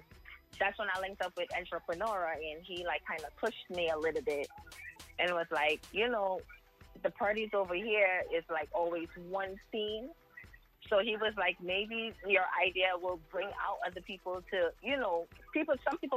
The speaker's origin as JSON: {"language": "English", "town": "Jersey City", "region": "New Jersey", "country": "United States", "said": "Yeah, I'm from Jersey City."}